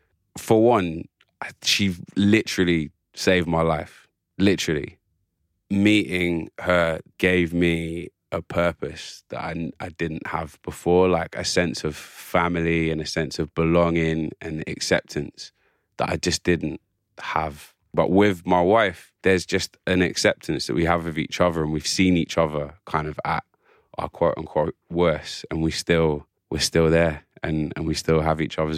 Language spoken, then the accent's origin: English; England, United Kingdom; I'm English officially, but I have a very complex, as all of us do, all of us colonized peoples have a very complicated relationship with the history of this country.